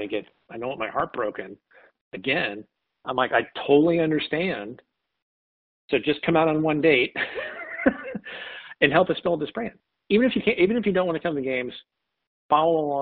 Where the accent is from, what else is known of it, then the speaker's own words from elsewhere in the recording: St. Louis, Missouri, United States; born and raised in St. Louis